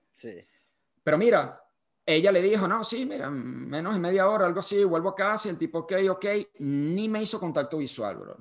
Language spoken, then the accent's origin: Spanish; Venezuela; yo salí de Venezuela